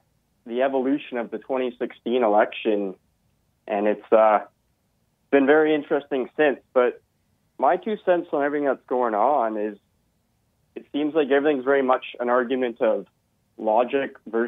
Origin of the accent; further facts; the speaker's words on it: Canada; as a Canadian means to be a Bernie supporter